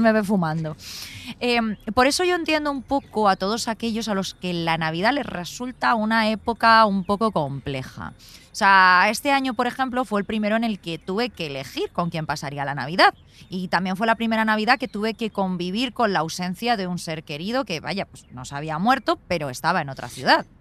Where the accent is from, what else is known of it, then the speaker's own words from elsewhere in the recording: Alfafar, Valencian Community, Spain; moved away; also born or lived in Madrid; yo aunque me haya criado a en Valencia, en Alfafar